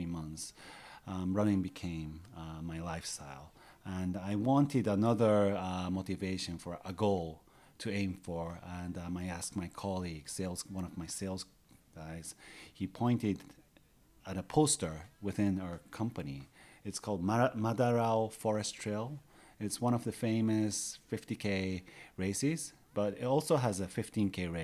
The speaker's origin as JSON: {"language": "English", "region": "Nagano", "country": "Japan", "tie": "born or raised there", "moved": "yes", "lives_now": "Takao, Tokyo, Japan", "said": "I was born in Nagano, where there's a lot of mountains."}